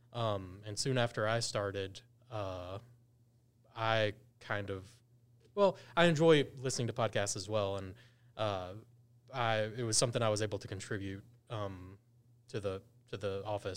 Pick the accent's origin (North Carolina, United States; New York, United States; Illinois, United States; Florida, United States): North Carolina, United States; Gastonia; I'm from Gaston County